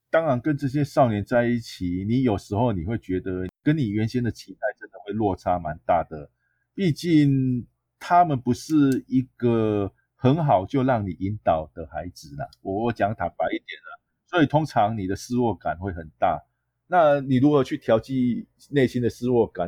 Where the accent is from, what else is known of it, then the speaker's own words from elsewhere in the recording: Taiwan; 对于我们台湾的国际形象确实是不大OK的啦